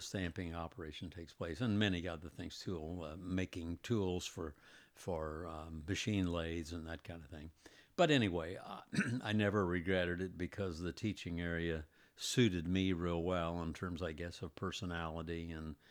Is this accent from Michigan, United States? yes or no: no; Indianapolis, Indiana, United States; also born or lived in Greenwood, Indiana; I was born in Indianapolis, lived in Indianapolis all my life, except for maybe the last twenty some odd years when we moved to Greenwood, which was all of two miles farther south